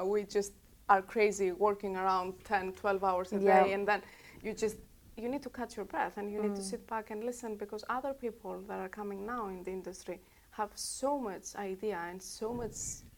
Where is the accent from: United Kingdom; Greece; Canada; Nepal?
Greece; English is a second language; moved away as an adult; Of course, I'm growing up in Greece. I left in 2008 when the crisis hit